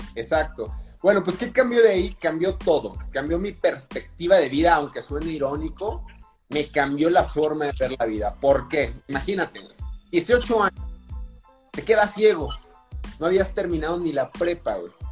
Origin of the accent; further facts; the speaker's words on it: Durango, Mexico; also born or lived in Salamanca, Guanajuato; llegué aquí muy pequeño, de meses, y realmente todo mi desarrollo fue aquí en la ciudad de Durango